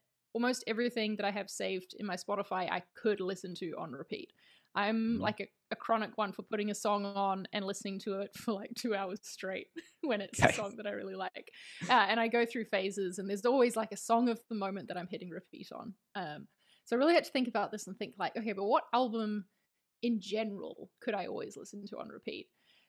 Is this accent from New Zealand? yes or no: yes; New Zealand; also born or lived in London, United Kingdom; now in Spain; I live in Spain. I'm from New Zealand, so that's the accent you're hearing. But I lived for about 4.5 years in the UK, in London. So the accent's kind of a mix now.